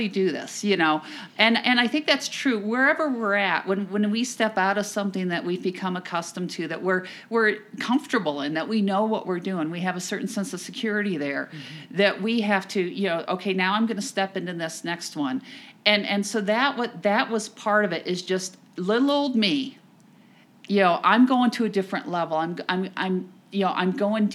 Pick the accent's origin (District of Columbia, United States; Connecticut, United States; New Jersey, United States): New Jersey, United States; I'm from New Jersey